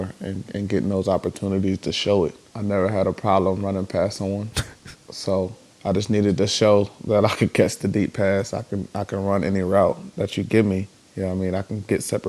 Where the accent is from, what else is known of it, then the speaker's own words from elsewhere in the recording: Virginia, United States; moved away; I'm from Virginia